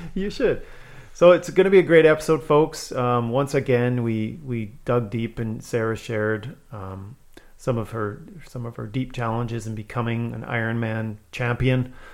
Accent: Manitoba, Canada; also born or lived in Saskatchewan; I moved from Saskatchewan to Manitoba when I was the same age.

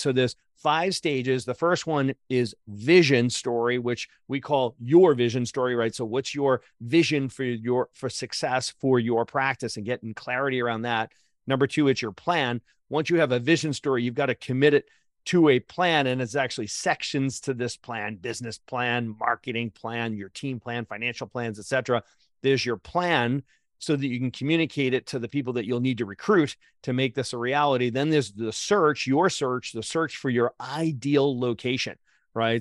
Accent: Boston, Massachusetts, United States; also born or lived in Atlanta; I'm from Boston

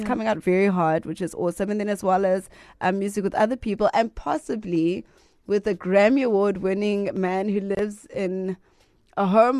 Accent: South Africa; I'm home. Literally, I grew up down the road.

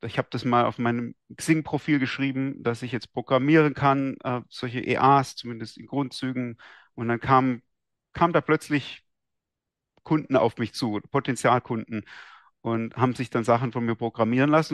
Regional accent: Esslingen am Neckar, Baden-Württemberg, Germany; ich bin in Esslingen aufgewachsen, bei, mhm. am Neckar, bei Stuttgart

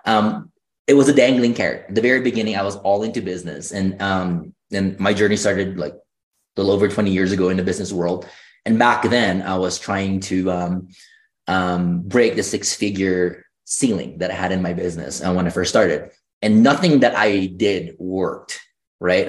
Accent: Philippines; moved away; I grew up in the Philippines

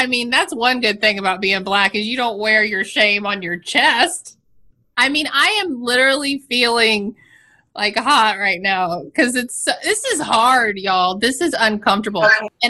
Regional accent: the South, United States; I come from the South.

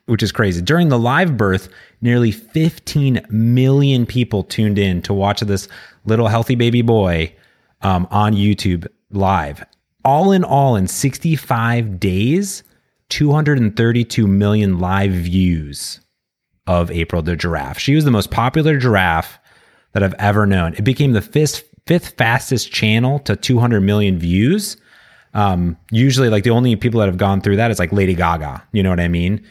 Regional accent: Cleveland, Ohio, United States; my hometown of Cleveland

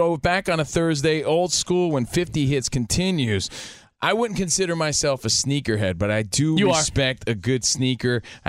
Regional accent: Union, New Jersey, United States; I'm from Union, New Jersey.

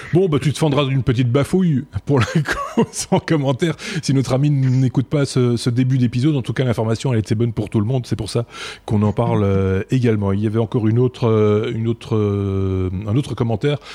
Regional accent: Belgium; chez nous en Belgique

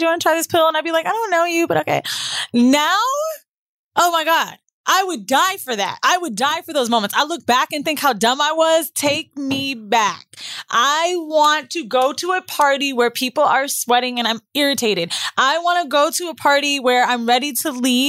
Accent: the South, United States; also born or lived in Florida; now in New York, United States; I'm from the South.

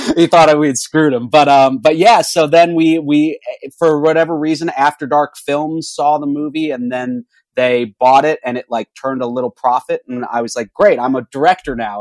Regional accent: Orlando, Florida, United States; now in Los Angeles, United States; I'm from Orlando, Florida, and I uh, grew up making movies.

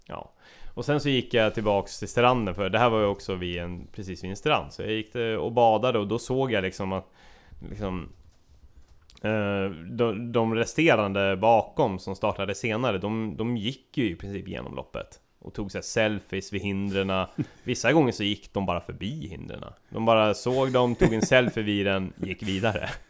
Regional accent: Sweden; jag var eh, gäst från Sverige

